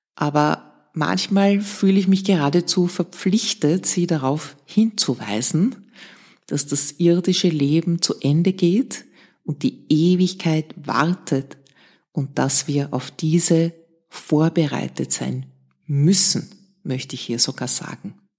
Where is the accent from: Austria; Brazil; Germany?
Austria; Vienna; Ich bin in Wien-Otterkring aufgewachsen, in einem Arbeiterbezirk im Gemeindebau.